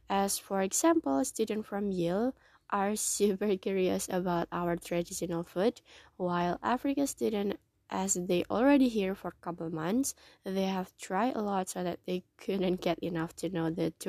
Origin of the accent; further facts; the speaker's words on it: Surakarta, Central Java, Indonesia; first language Indonesian; English is a second language; my own bahasa, and my own culture, especially Solo, my hometown